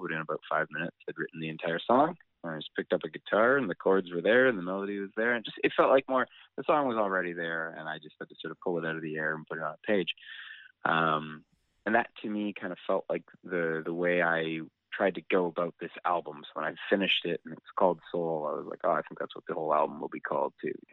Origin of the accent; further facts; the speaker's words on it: Calgary, Alberta, Canada; now in Vancouver, Canada; I grew up in Calgary, and when I first moved here